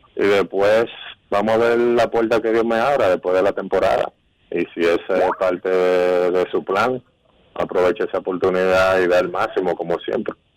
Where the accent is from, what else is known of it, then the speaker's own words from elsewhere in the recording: Dominican Republic; tener esa bonita experiencia de jugar en mi país